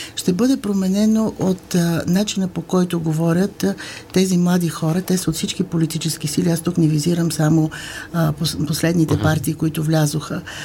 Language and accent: Bulgarian; Bulgaria